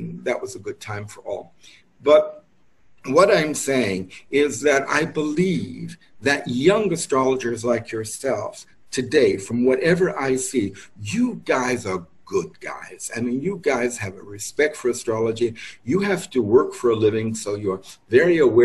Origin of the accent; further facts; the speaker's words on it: New York, United States; moved away as an adult; also born or lived in Santa Fe, New Mexico; I'm born and raised in New York, but my middle years were spent based in Santa Fe, New Mexico